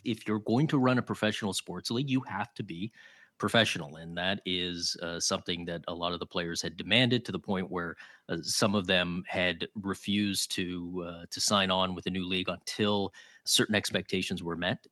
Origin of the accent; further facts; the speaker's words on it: Toronto, Ontario, Canada; now in Ottawa, Canada; I grew up in Toronto